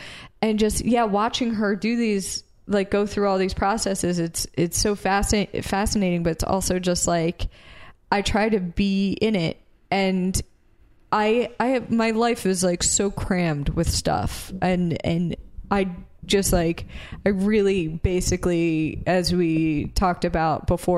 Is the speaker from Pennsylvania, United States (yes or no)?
yes; Philadelphia, Pennsylvania, United States; So we mentioned we're from Philadelphia area, right?